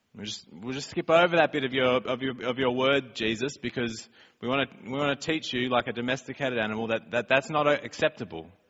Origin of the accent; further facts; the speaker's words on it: Australia; moved away; we're from Australia